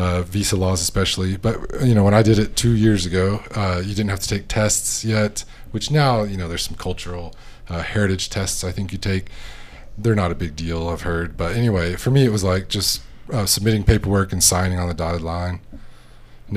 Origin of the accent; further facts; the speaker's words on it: Texas, United States; now in Loja, Ecuador; I'm from Texas